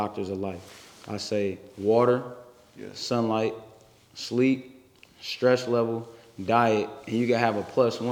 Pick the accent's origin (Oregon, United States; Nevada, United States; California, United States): California, United States; San Francisco; I grew up in the city. I grew up on Hayden Webster. That's Page Street. And then at 11, I moved to Hunters Point, lived on Garlington.